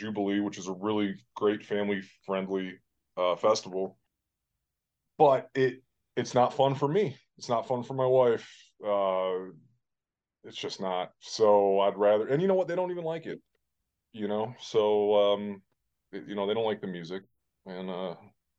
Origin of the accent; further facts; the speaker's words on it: Chicago, Illinois, United States; moved away as an adult; now in West Branch, United States; I'm from Chicago